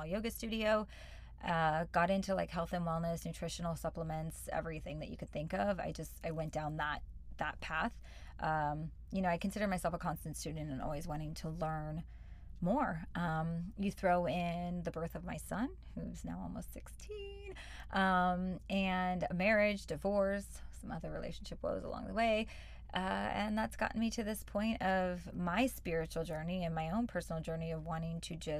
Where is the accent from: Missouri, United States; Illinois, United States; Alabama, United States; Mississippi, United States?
Missouri, United States; St. Louis; moved away as an adult; also born or lived in Venice, Los Angeles, California; now in Los Angeles, United States; I was born and raised in Missouri, St. Louis